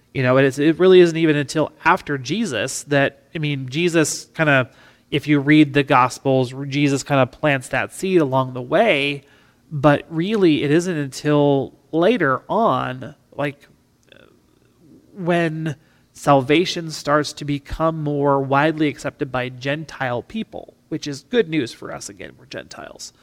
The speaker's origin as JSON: {"language": "English", "region": "River Hills of South Dakota", "country": "United States", "tie": "born or raised there", "said": "being a farm kid growing up in the River Hills of South Dakota"}